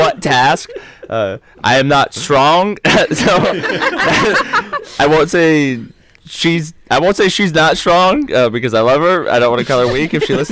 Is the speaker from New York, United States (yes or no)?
no; Kansas City, Missouri, United States; we're from Kansas City